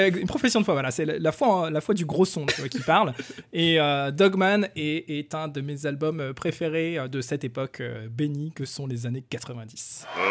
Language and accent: French; France; je suis un Français.